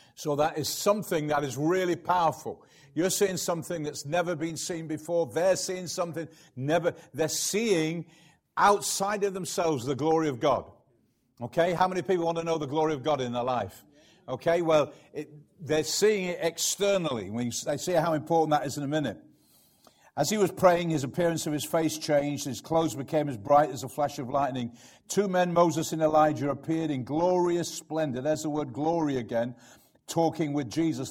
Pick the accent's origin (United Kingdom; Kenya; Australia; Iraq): United Kingdom; I'm British